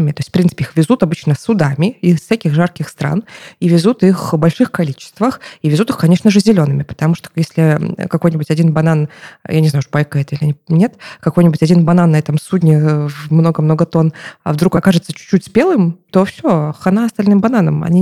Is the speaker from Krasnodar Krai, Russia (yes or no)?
yes; Krasnodar Krai, Russia; born there; now in Moscow, Russia; потому что я родилась в Краснодарском крае, где помидоры и огурцы, как в Казахстане примерно